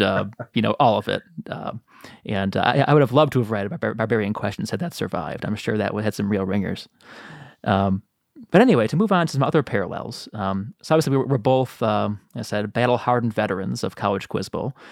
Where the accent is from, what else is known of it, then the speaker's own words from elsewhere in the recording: Chicago, Illinois, United States; I'm from Chicago